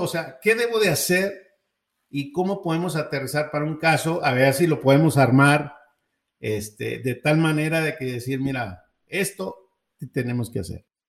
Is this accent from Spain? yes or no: no; Mexico; como mexicano